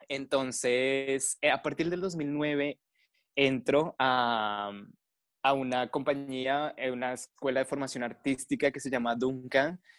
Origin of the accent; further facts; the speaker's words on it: Colombia; En el colegio usualmente lo que te dan es folclore, o por lo menos en mi país. Entonces inicié bailando folclore colombiano